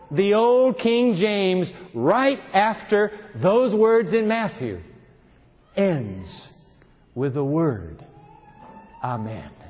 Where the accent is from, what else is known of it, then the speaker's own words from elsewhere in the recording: Germany; English is a second language; You see, I'm Lutheran. I'm from Germany. But I was in Romania in prison, communist Romania.